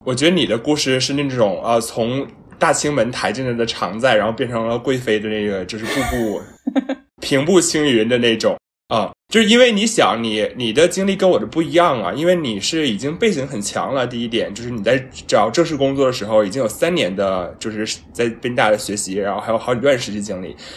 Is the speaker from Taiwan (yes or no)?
no; China; now in Philadelphia, United States; 我们都是中国人出来的嘛